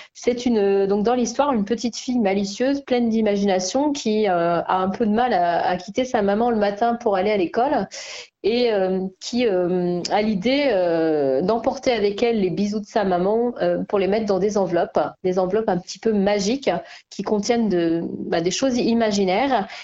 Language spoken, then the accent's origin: French; La Tour-du-Pin, Auvergne-Rhône-Alpes, France; moved away as an adult; now in Picardy, France; Je suis originaire de la Tour du Pin. Euh, j'ai grandi et je suis allée jusqu'au lycée donc à, la Tour du Pin